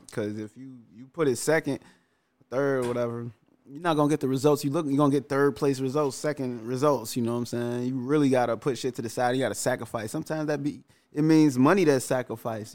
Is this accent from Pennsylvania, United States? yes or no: no; Chicago, Illinois, United States; also born or lived in Calumet City, Illinois; Cabrini was crazy. Like going to school because I went to school in the middle of the projects